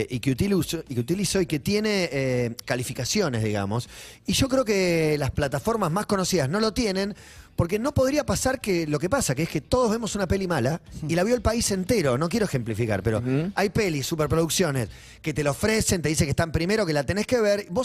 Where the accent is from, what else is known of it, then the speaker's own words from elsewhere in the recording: Buenos Aires, Argentina; Yo soy de Flores.